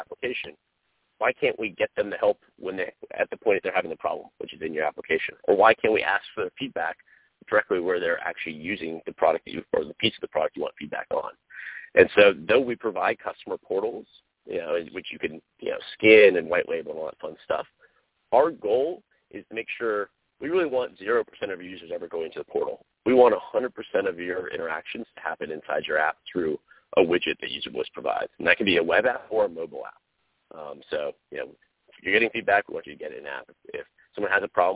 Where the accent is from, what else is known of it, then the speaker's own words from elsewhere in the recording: North Carolina, United States; moved away; I am from the East Coast, from North Carolina, which is actually where I'm talking to you from now, because it's the holidays.